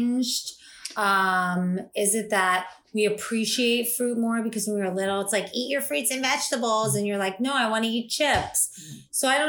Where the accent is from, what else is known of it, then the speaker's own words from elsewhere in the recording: South Florida, United States; I grew up in South Florida